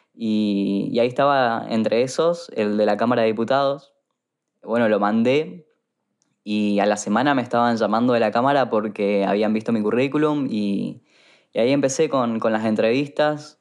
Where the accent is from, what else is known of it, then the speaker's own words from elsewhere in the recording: Corrientes, Argentina; moved away as an adult; now in Buenos Aires, Argentina; Yo soy de Corrientes y cruzaba todos los días a la provincia del Chaco a estudiar